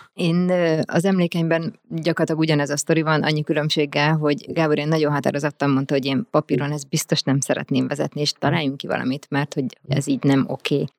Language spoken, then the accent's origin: Hungarian; Hungary; also born or lived in Budapest; én alapvetően vidéki vagyok